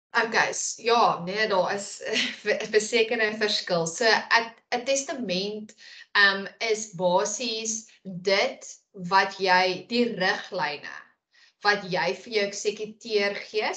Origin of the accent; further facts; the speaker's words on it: South Africa; ons as Suid-Afrikaners